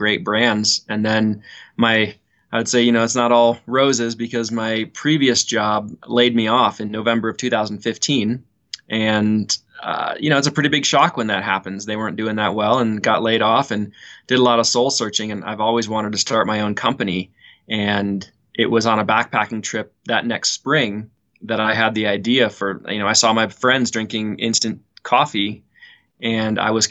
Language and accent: English; Cleveland, Ohio, United States; moved away as an adult; now in Boulder, United States; I grew up in Cleveland, Ohio, and I left Ohio to come to school in Boulder, Colorado